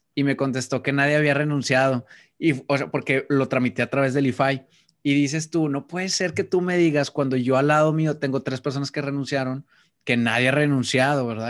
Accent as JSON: {"language": "Spanish", "country": "Mexico", "said": "un título que valiera en mi país"}